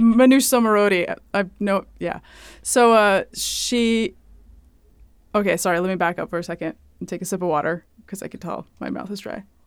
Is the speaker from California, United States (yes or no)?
yes; Hayward, California, United States; moved away as an adult; also born or lived in Washington State; now in New York, United States; I was on the West Coast, uh, California and Washington State